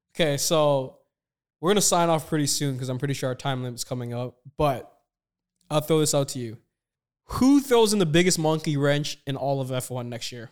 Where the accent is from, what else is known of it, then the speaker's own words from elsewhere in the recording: Toronto, Ontario, Canada; Me and Kurt both spent a lot of time in Toronto. I'm born and raised